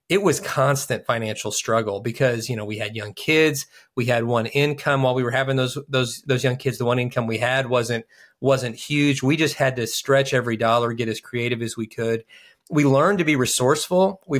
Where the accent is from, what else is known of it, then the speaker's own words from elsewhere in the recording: Kentucky, United States; We're from Kentucky